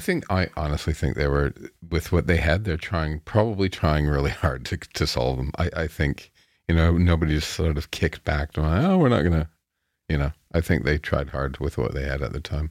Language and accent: English; town halfway between Chatham and London, Ontario, Canada; my hometown with the population of seven thousand back then, mm-hmm. you know, and this is halfway between Chatham and London